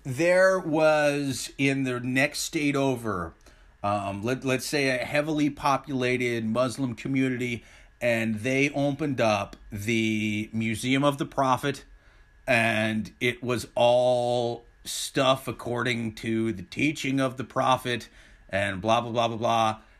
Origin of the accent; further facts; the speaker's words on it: Midwest, United States; I'm from the Midwest